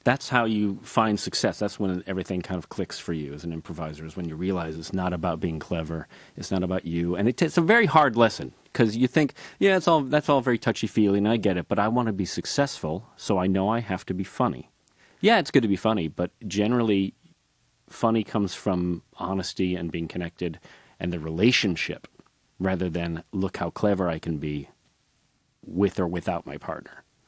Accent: Northbrook, Illinois, United States; I grew up outside Chicago in North Brook, Illinois

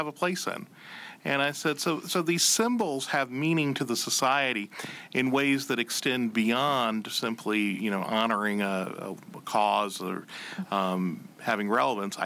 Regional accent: Alabama, United States; also born or lived in South Carolina; now in Macon, United States; I grew up in Alabama

